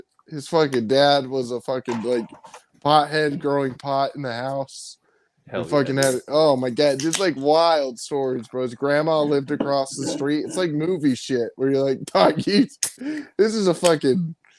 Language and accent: English; Arizona, United States; Growing up in Arizona